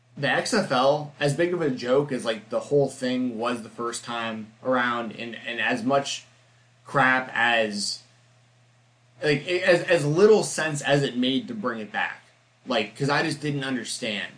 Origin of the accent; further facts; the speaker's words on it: Atlanta, Georgia, United States; I grew up in Atlanta, which is WCW country. Like, Cody went to my high school.